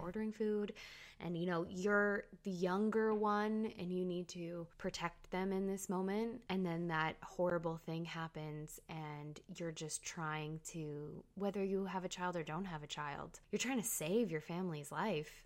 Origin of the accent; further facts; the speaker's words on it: Canada; I'm Canadian